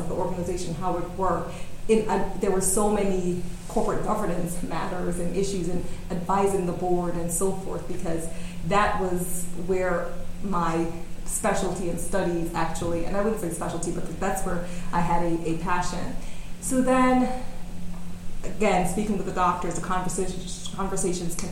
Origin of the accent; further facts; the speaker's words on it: New York City, New York, United States; moved away as an adult; also born or lived in California; Right here in New York City